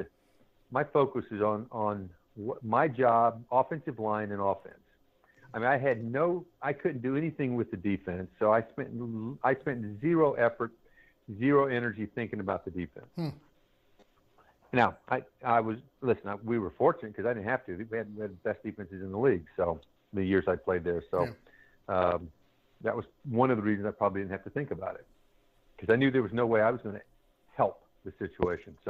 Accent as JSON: {"language": "English", "region": "Georgia", "country": "United States", "tie": "born or raised there", "moved": "yes", "said": "I grew up in Georgia"}